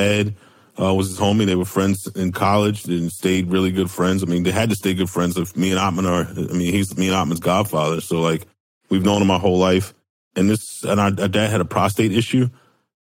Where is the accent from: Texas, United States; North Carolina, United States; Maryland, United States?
Maryland, United States; Baltimore; we went to Friends School of Baltimore, which is a Quaker school